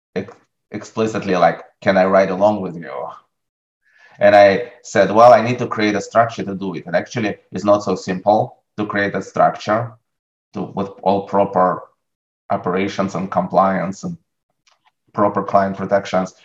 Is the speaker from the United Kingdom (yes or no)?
no; Russia; moved away; I grew up in Russia. As a teenager in Russia